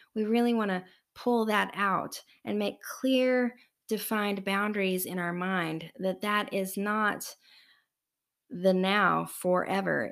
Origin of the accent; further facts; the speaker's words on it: United States; We, as an American culture in the United States